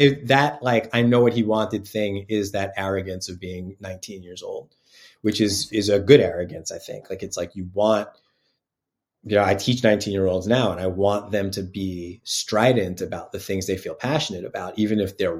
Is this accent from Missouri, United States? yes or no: no; Yonkers, New York, United States; I'm from Yonkers, New York. My family's all from the Bronx